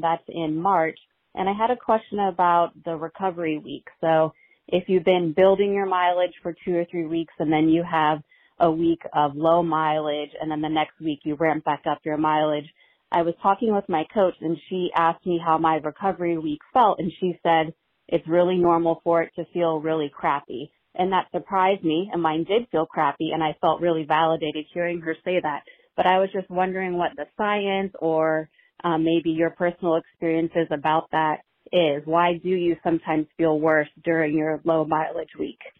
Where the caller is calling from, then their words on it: Virginia, United States; I'm calling from Virginia